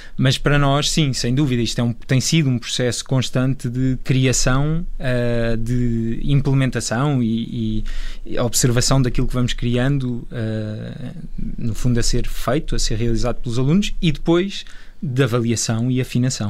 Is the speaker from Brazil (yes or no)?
no; Portugal